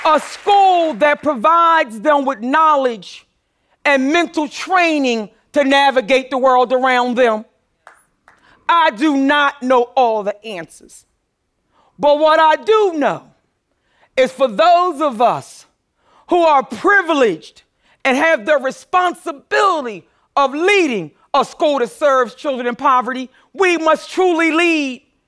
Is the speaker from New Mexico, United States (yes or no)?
no; Philadelphia, Pennsylvania, United States; I grew up poor in North Philadelphia